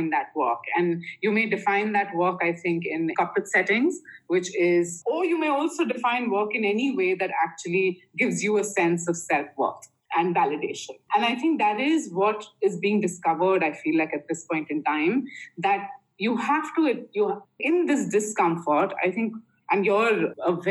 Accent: India; I grew up in you know, my father was in the Air Force in uh, back home in India, and I grew up in Air Force stations all over India, and we moved every two years

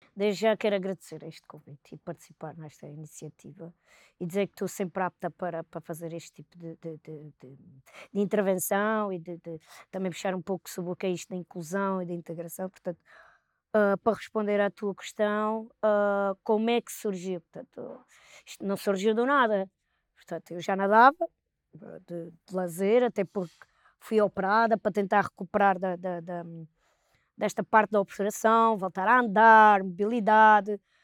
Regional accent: Palmela, Setúbal, Portugal; nós somos de, de Palmela

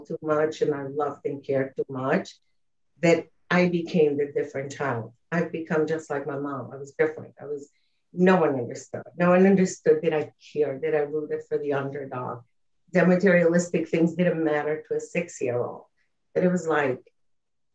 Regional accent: Uruguay; I was born and raised in South America, in Uruguay

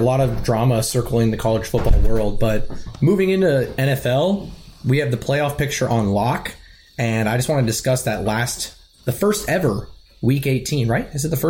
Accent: Jacksonville, Florida, United States; now in Tallahassee, United States; And he and I grew up together in Jacksonville.

